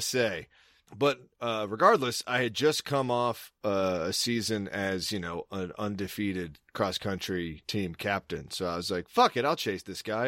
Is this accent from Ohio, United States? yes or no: no; Maryland, United States; moved away as an adult; also born or lived in Boston; I'm working at Blockbuster in my hometown